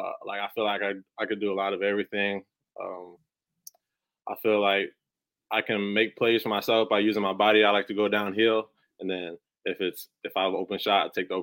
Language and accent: English; Rockford, Illinois, United States; moved away as an adult; also born or lived in Evansville, Indiana; now in St. Louis, United States; I'm really from Rockford, Illinois, middle school, high school. Like, I claim to be from Rockford, 815